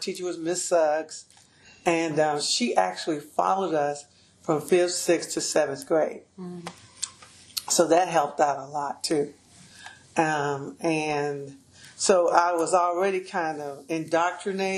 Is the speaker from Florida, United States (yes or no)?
yes; Pensacola, Florida, United States; also born or lived in Atmore, Alabama; I'm from the country, but, you know, I was from Pensacola, Florida, too. So I spent most of my time in Pensacola, Florida, which is not the big city, but it's a little city. And then my summers I spent in Atmore, Alabama